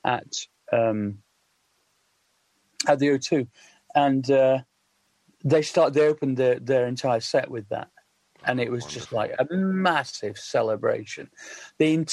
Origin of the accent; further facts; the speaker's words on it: Sheffield, Yorkshire and the Humber, United Kingdom; I grew up in Sheffield, which is, you know, jokingly referred to as the Socialist Republic of South Yorkshire.